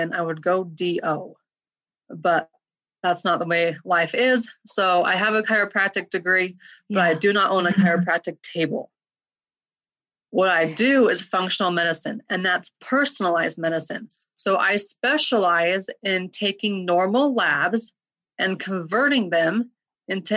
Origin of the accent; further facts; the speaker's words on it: Utah, United States; also born or lived in Portland, Oregon; I grew up in Utah my whole life, went out to Portland, Oregon